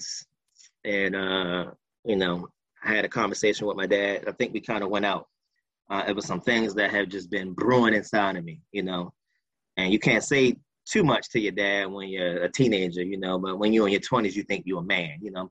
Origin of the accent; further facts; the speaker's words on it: Baltimore, Maryland, United States; I was born here in Baltimore, still here. I was raised in a single parent household with my mom.